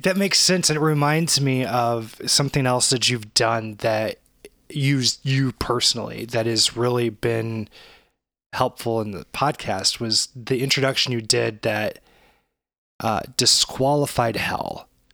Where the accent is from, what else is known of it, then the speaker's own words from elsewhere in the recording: St. Louis, Missouri, United States; we grew up in St. Louis and we still live here